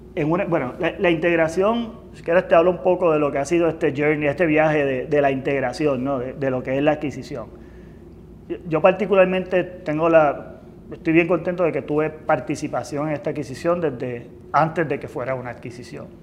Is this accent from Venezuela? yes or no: no; Lares, Puerto Rico; me crié en, Lares